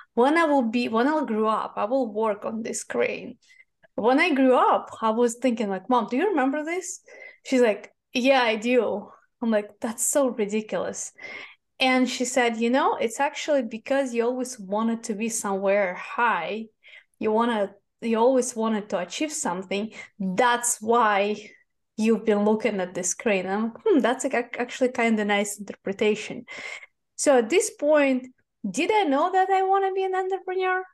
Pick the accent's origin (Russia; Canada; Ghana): Russia; Moscow; English is a second language; moved away as an adult; now in United States; I was born in Moscow. I was born in Soviet Union, the country that does not exist anymore